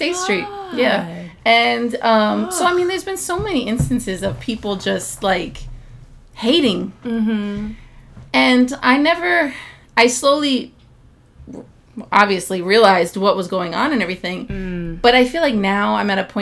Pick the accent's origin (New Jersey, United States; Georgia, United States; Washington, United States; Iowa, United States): New Jersey, United States; Teaneck; growing up in Teaneck, in a very diverse area